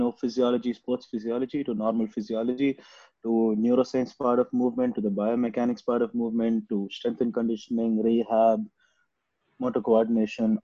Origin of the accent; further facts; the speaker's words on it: Chennai, Tamil Nadu, India; also born or lived in Tiruchirappalli; I'm basically from Chennai. I did all of my schooling in Chennai